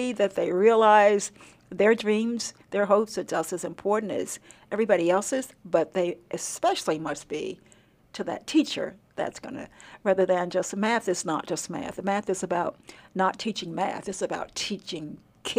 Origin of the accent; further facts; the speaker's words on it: Nevada County, Arkansas, United States; I grew up in Nevada County. So if you get to Prescott or Hope down that far, you are in the county where I grew up.